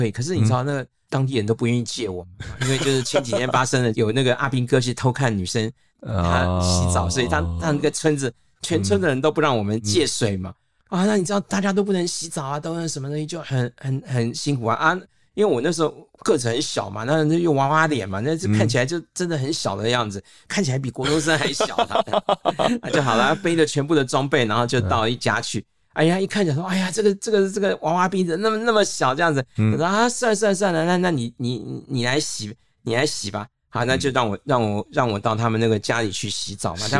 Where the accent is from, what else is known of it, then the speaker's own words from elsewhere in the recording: Taipei, Taiwan; 虽然我是台北来的外省人